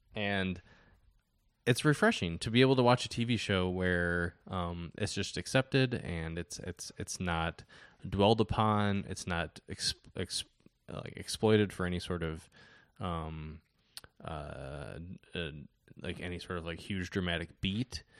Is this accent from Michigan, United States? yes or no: yes; Detroit, Michigan, United States; moved away as an adult; also born or lived in Chicago; I grew up in Detroit and, um, th, sorry, the Detroit area, and moved to Chicago for school